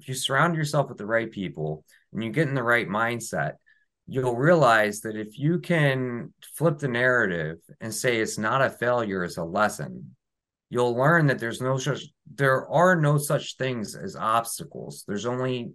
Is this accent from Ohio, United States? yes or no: yes; Ohio, United States; now in New Jersey, United States; I live in New Jersey. I'm not from New Jersey. I grew up in Ohio.